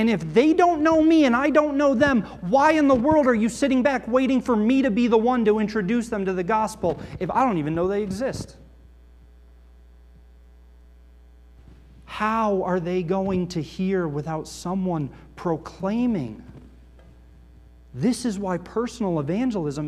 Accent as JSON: {"language": "English", "country": "United States", "tie": "born or raised there", "said": "I grew up right outside New York City as a kid"}